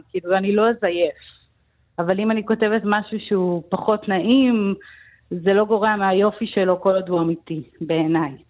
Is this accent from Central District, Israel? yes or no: yes; Herzliya, Central District, Israel; also born or lived in United States; כי עברנו הרבה פעמים דירה, נולדתי בכלל בארצות הברית. אבל אה, החל מגיל חמש עד גיל ארבע עשרה בערך גרנו בנווה עמל הרצליה, היה לנו בית קטן בנווה עמל עם חצר גדולה.